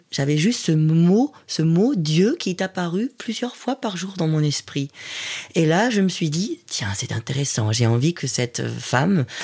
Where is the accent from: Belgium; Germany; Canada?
Germany; Hamburg; French is a second language; moved away as an adult; now in Marseille, France; Je viens de la ville de Hambourg